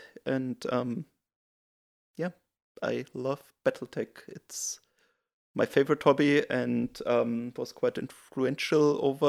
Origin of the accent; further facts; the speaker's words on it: Germany; moved away as an adult; now in New Zealand; Yeah, so I'm originally from Germany, and I came to New Zealand to work because I did a PhD in Germany